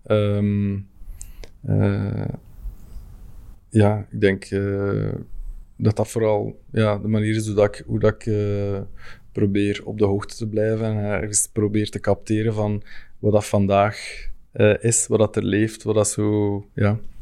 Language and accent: Dutch; Fleming, Flanders, Belgium; als Vlaming